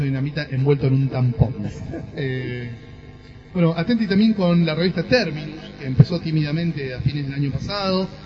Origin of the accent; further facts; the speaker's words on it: Argentina; como argentino